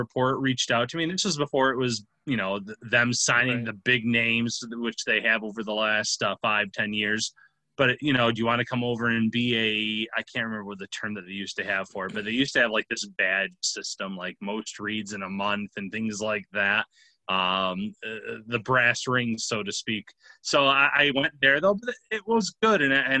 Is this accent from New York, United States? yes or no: yes; Western New York, United States; I'm from Western New York.